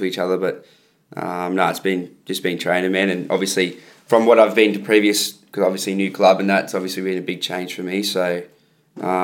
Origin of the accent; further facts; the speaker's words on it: Landsborough, Queensland, Australia; grew up in Landsborough. Went to Landsborough Primary School